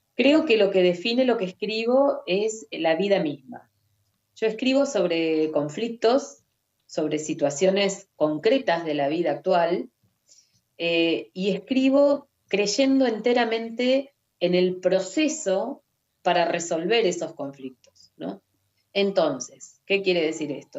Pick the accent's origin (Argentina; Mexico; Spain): Argentina; Mar del Plata, Buenos Aires Province; Nací en Mar del Plata, vivo acá desde entonces